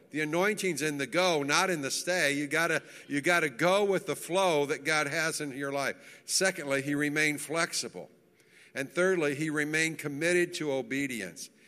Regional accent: Manchester, Tennessee, United States; Manchester, Tennessee, where I grew up

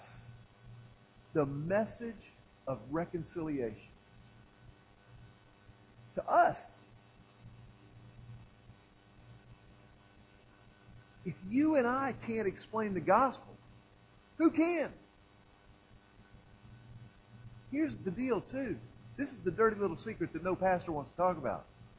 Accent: Texas, United States; I'm from Texas.

